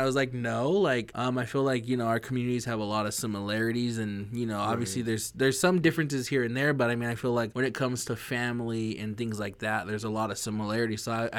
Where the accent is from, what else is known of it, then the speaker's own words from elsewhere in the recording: Lapwai, Idaho, United States; especially from my hometown, my res Lapway, you know, the best